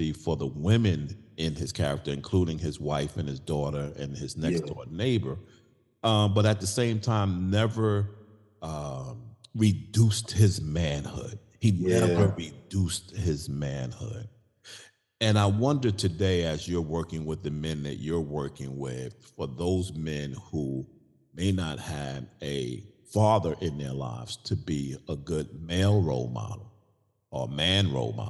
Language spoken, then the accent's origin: English; New York City, New York, United States; as a young boy growing up in Brooklyn, New York